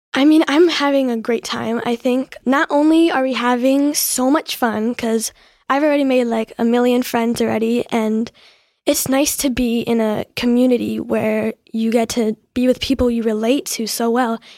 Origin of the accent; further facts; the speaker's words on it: New Jersey, United States; I'm from New Jersey